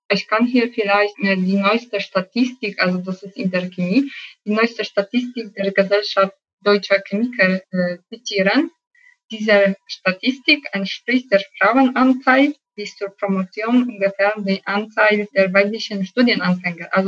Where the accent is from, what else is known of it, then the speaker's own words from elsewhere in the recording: Rzeszów, Subcarpathian Voivodeship, Poland; German is a second language; an jedem Wochenende nach meiner Heimat Rzeszów gefahren, um meinen Sohn und meinen Mann zu sehen.